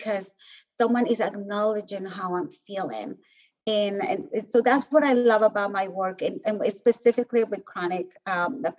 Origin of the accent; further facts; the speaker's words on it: Colombia; moved away as an adult; I was born in Colombia and grew up in the whole like narco drug cartels era